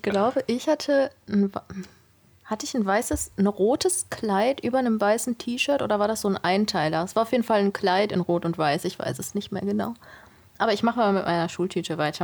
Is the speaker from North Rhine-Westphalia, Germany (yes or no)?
yes; near Duisburg, North Rhine-Westphalia, Germany; moved away; ich komme nicht hier aus der Region, ich komme vom Niederrhein, äh, Richtung Duisburg da die Ecke.